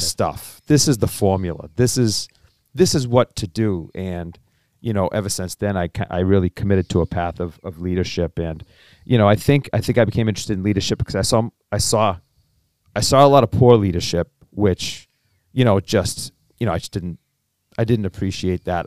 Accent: Cambridge, Massachusetts, United States; born and raised in Cambridge

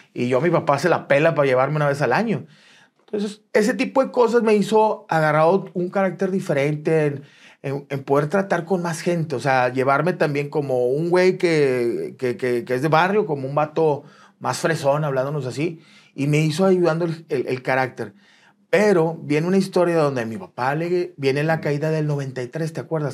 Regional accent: Monterrey, Nuevo León, Mexico; soy de aquí en Monterrey, soy del 8-2

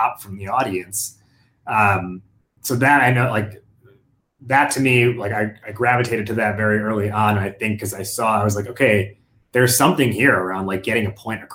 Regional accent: United States; growing up as a first generation American, living this like dual identity, where you have, you know, I'm Indian American

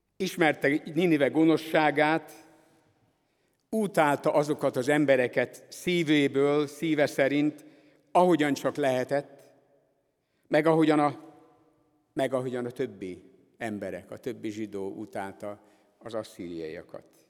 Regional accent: Budapest, Hungary; moved away; ezért a gyülekezetért, amelyben én is fölnőttem, és amelyik továbbra is az evangélium hirdetésének az egyik fontos helye itt Budapest szívében

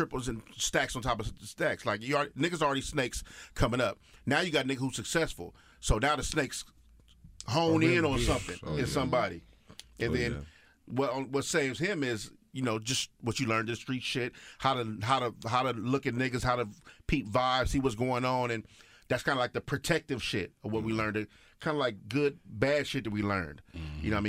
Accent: Los Angeles, California, United States; growing up on the East Side, I'll be at Hamilton High

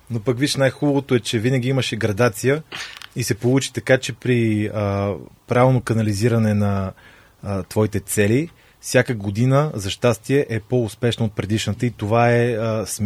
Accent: Pernik, Pernik Province, Bulgaria; Аз съм от Перник

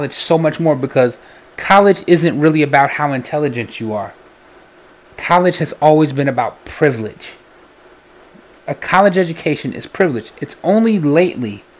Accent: Chicago, Illinois, United States; we're from Illinois

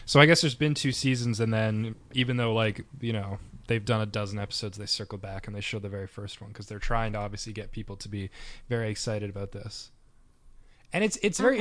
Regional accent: Canada; we're from Canada

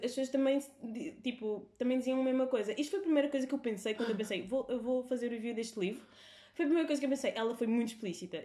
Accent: Cape Verde; Portuguese is a second language; now in Portugal; nós sempre confundimos o português com o crioulo ao crescer

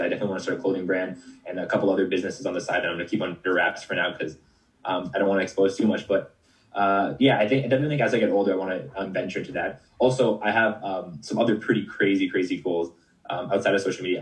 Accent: Canada; I'm from Canada

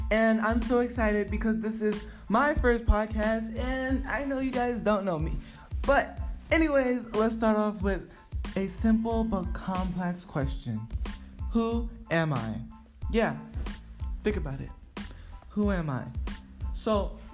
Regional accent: Gwinnett County, Georgia, United States; also born or lived in Savannah, Georgia / Virginia; I grew up mostly in Gwinnett County, but my childhood that I remember as like a little kid was majority in Savannah and Virginia

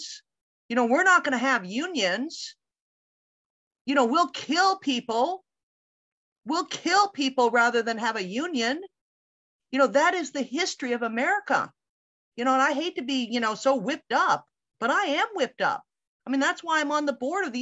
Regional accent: Canada; now in United States; I came from Canada, you know, I was born in the States, raised in Canada

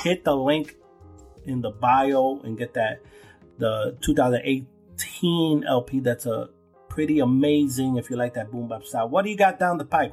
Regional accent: New York City, New York, United States; growing up in Brooklyn

